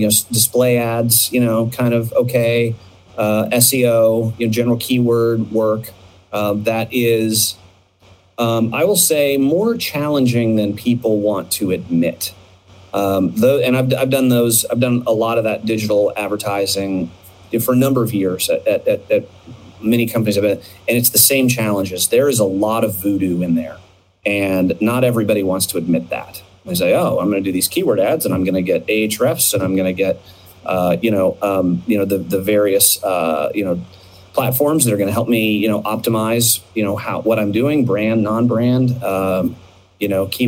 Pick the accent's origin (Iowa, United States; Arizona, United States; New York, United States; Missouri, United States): Arizona, United States; Phoenix; I grew up in Phoenix when Southwest was little tiny Southwest